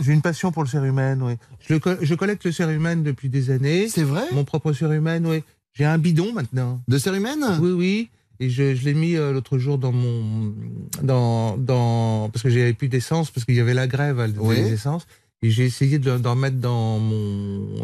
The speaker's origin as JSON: {"language": "French", "area": "Vendée", "region": "Pays de la Loire", "country": "France", "said": "Je viens de la Vendée"}